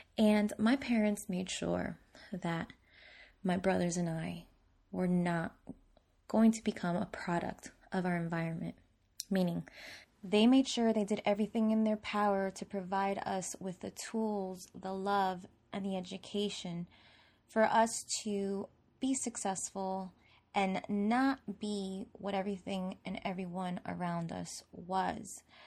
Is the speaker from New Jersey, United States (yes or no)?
yes; Newark, New Jersey, United States; I grew up in Newark, New Jersey